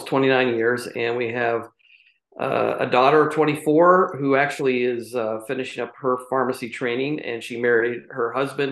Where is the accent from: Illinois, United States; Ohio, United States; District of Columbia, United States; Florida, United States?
Ohio, United States; Champion; grew up in Northeast Ohio and in a little town called Champion, but it's nestled between the Cleveland and Youngstown areas, and spent my entire early life there